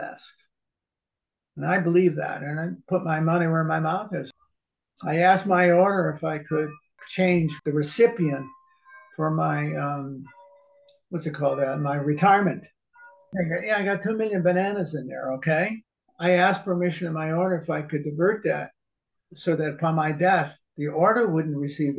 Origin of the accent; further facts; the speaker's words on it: New Haven, Connecticut, United States; I grew up in New Haven, right at Yale